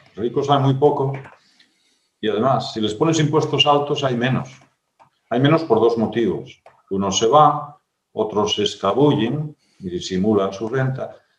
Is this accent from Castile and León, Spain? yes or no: no; Asturias, Spain; en mi tierra acaban de hacer el, bable oficial, ¿no? no sé qué bable será, no sé si será, el gallego de mi pueblo o el, o somedano